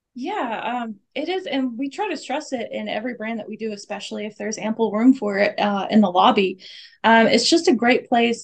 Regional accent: the South, United States; moved away as an adult; I'm from the South

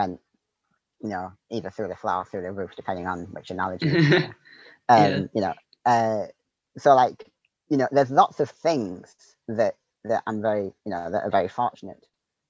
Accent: Northeast, United States; just the environment that I grew up in, you know, and growing up in the Northeast where I did.

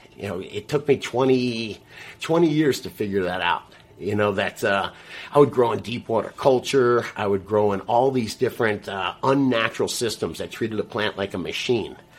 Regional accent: South Florida, United States; I'm from South Florida

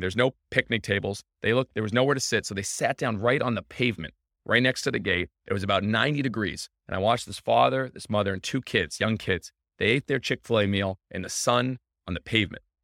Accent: Scituate, Massachusetts, United States; I'm from Situate, Massachusetts

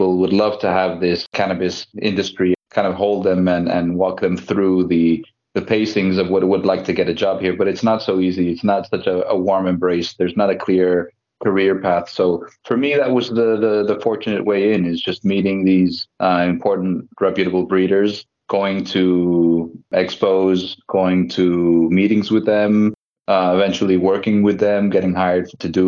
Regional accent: Mexico; also born or lived in United States; now in Spain; I'm originally from Mexico. I lived in the United States for some time, and then I came out to Spain about

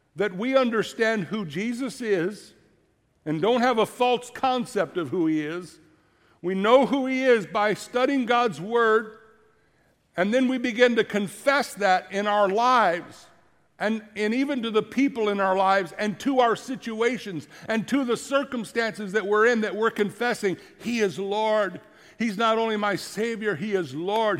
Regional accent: Florida, United States; moved away; my dad preaching when I grew up in Florida, and I'm a teenager

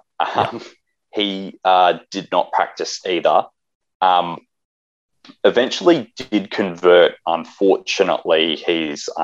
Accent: South Australia, Australia; growing up in South Australia, though, there is not a large traditional Catholic community

